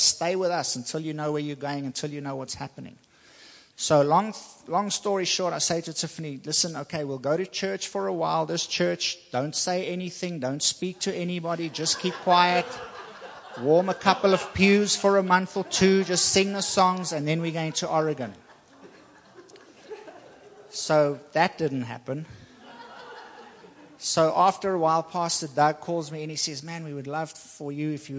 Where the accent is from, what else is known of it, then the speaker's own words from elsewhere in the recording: South Africa; moved away as an adult; also born or lived in Taiwan; now in Virginia, United States; I'm from South Africa